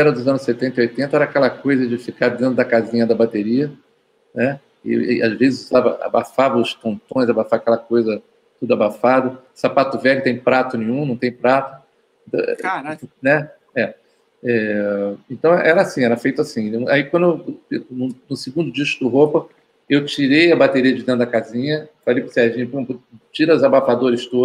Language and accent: Portuguese; Belo Horizonte, Minas Gerais, Brazil; Eu, eu, nasci em BH, eu sou de BH, eu, eu